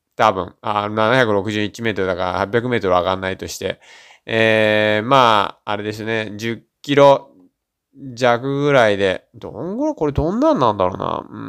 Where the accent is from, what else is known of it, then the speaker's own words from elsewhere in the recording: Shizuoka, Japan; 僕静岡県出身なんで